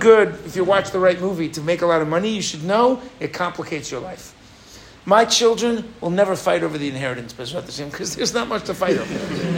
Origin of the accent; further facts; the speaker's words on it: United States; now in Israel; I'm American